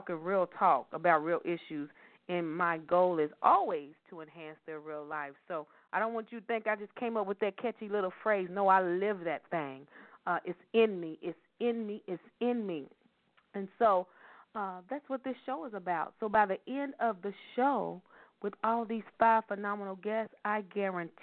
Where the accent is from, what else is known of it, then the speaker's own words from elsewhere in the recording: Louisville, Kentucky, United States; they're all from my hometown, y'all, Louisville, Kentucky